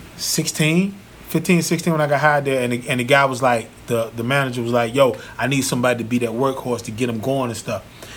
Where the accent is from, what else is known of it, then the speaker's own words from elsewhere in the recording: North Carolina, United States; moved away; my hometown, Zeppelin, North Carolina